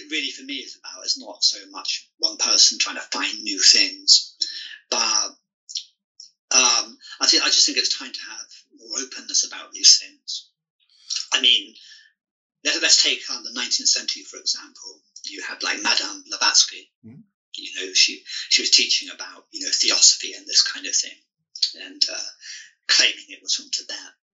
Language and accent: English; England, United Kingdom; moved away as an adult; also born or lived in Singapore / China; my hometown in England